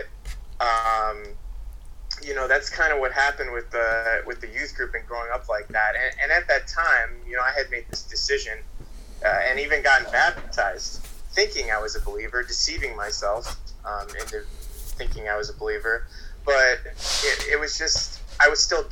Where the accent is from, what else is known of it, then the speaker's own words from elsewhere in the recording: outside of Chicago, Illinois, United States; moved away as an adult; also born or lived in Arizona; I grew up outside of Chicago